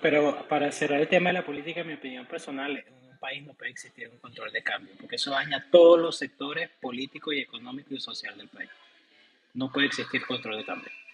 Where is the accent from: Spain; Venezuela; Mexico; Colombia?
Venezuela; moved away as an adult; now in United States